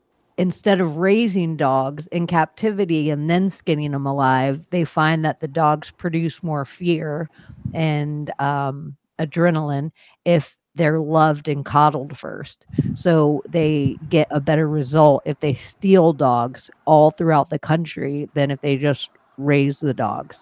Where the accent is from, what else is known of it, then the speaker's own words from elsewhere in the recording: Florida, United States; And then being in Florida, like I got Florida for Florida blood. I am from Florida.